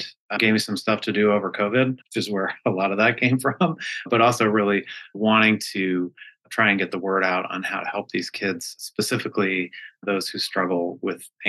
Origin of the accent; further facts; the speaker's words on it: Colorado, United States; moved away as an adult; also born or lived in New York City, United States; now in New Hampshire, United States; I'm originally from Colorado